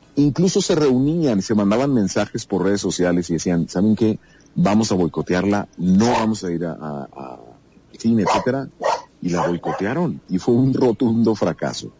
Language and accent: Spanish; Cuauhtémoc, Chihuahua, Mexico; en Ciudad Cuauhtémoc, Chihuahua, donde yo nací